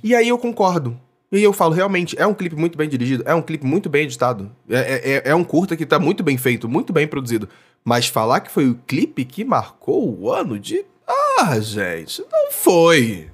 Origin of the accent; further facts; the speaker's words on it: Niterói, Rio de Janeiro, Brazil; cidade vizinha de Niterói, da onde eu sou.